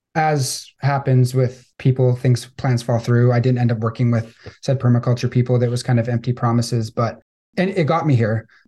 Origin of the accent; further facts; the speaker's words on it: Victoria, British Columbia, Canada; I grew up on Vancouver Island in Victoria, British Columbia